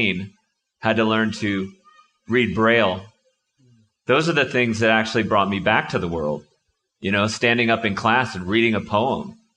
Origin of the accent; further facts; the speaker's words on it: Connecticut, United States; I grew up in Connecticut